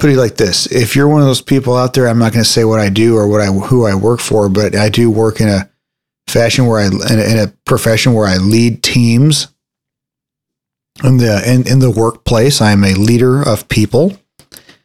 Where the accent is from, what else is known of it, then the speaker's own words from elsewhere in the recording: Texas, United States; my hometown